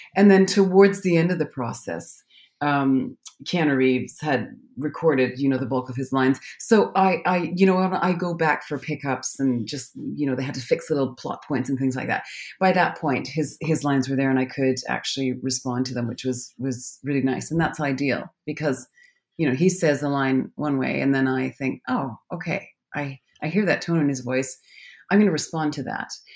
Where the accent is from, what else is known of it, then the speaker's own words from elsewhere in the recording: Calgary, Alberta, Canada; now in London, United Kingdom; I'm from Calgary, Alberta, Canada. I'm a Canadian.